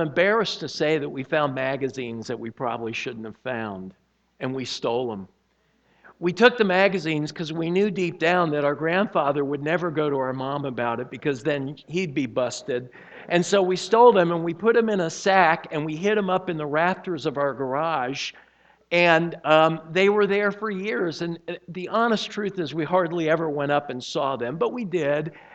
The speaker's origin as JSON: {"language": "English", "town": "Miami", "region": "Florida", "country": "United States", "tie": "born or raised there", "said": "I was born and raised in Miami"}